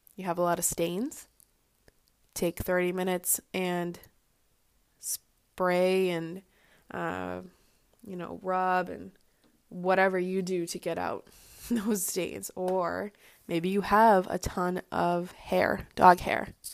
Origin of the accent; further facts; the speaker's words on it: Boston, Massachusetts, United States; I am from the Boston area